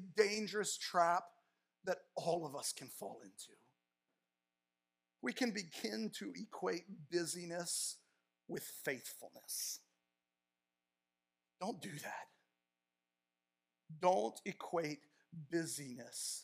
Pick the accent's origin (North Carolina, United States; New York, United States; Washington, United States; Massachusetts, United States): Washington, United States; Tacoma; moved away as an adult; also born or lived in California; the church I grew up in Tacoma, Washington